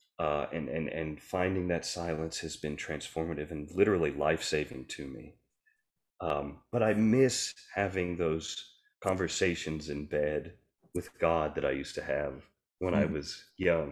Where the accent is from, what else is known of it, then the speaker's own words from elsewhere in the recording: the South, United States; I grew up in the Christian church, Church of Christ in the South, very young